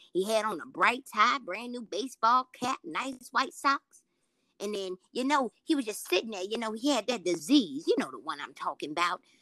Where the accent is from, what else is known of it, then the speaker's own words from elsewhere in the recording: Richmond, United States; I'm in my hometown